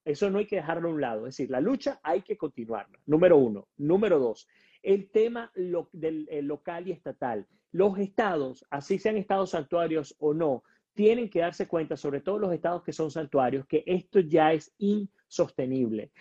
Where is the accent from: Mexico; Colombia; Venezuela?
Venezuela; now in United States